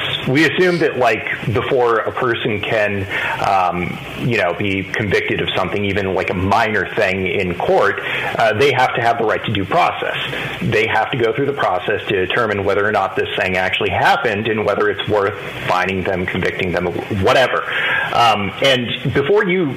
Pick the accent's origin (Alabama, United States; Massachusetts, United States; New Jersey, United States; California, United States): California, United States; Los Angeles; I grew up in Los Angeles